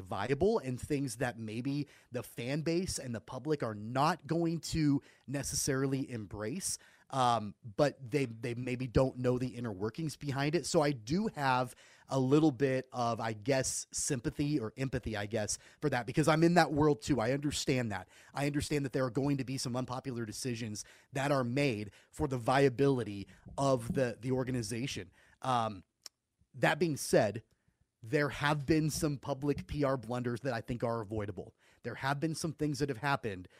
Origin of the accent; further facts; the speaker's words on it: Wichita, Kansas, United States; I'm from Wichita. I'm born and raised here.